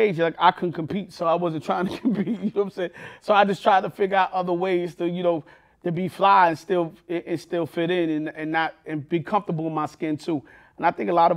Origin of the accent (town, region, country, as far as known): New York City, New York, United States; born or raised there